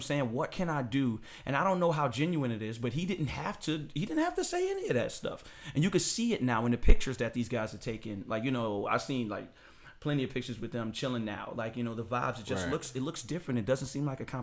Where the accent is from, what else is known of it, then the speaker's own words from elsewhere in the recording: New York City, New York, United States; we're from Brooklyn